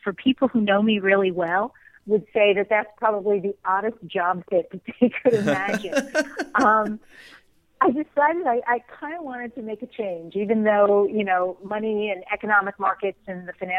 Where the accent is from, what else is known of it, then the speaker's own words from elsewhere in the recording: northern New Jersey, United States; I was born and raised in New Jersey. I guess you could call me a Jersey girl.